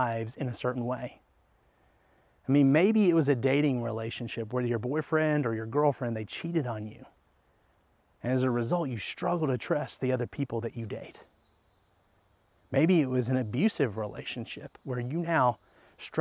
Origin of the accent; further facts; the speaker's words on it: Kentucky, United States; moved away; Kentucky's my home state